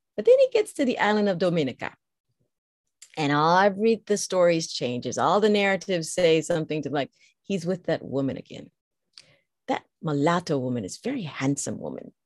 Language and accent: English; United States; growing up in the States